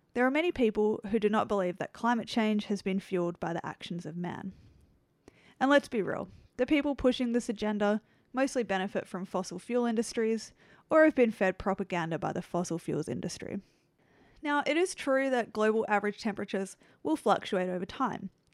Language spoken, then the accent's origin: English; Australia; my home country, Australia